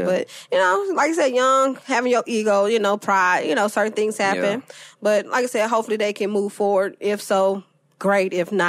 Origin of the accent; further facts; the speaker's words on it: Memphis, Tennessee, United States; moved away; also born or lived in Atlanta; I'm not from Atlanta. I'm from Memphis, but, you know, by way of Atlanta.